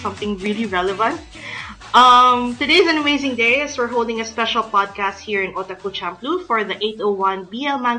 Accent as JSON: {"language": "English", "country": "Philippines", "said": "I'm from the Philippines"}